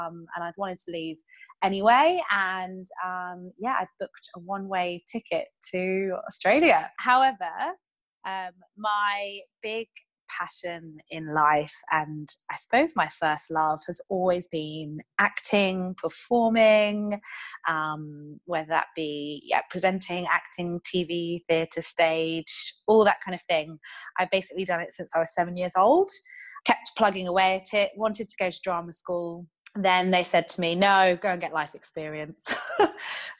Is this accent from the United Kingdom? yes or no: yes; United Kingdom; moved away as an adult; also born or lived in London; I am, as you might be able to tell from my accent, originally British